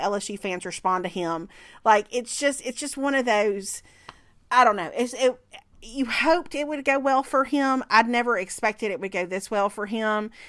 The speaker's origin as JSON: {"language": "English", "region": "Mississippi", "country": "United States", "tie": "born or raised there", "moved": "yes", "said": "the Ole Miss boosters at the country club in my hometown"}